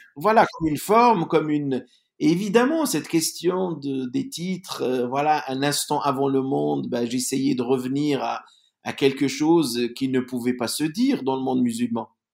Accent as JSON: {"language": "French", "country": "Algeria", "said": "je viens de l'Algérie."}